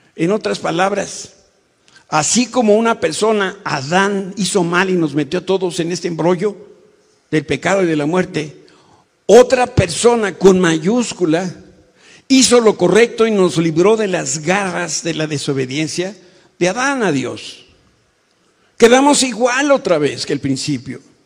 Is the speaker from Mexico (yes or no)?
yes; Mexico; como mexicanos